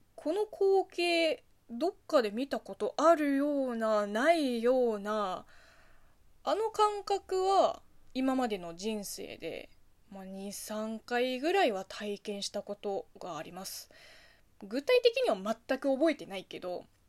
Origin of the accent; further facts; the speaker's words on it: Zhejiang, China; Japanese is a second language; moved away as an adult; also born or lived in Beijing; now in Japan; 生まれも育ちも中国で親も中国人でもう日本語どころか中国語もなまってるし27歳で初来日